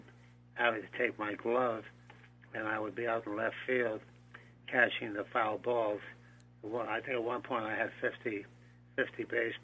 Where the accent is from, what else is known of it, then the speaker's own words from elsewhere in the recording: Montreal, Quebec, Canada; born there; also born or lived in Old Orchard Beach, Maine / Providence / Bronx; I was born in Montreal, lived in Maine, Old Orchard Beach, for a few years, and moved to Providence, and then to the Bronx.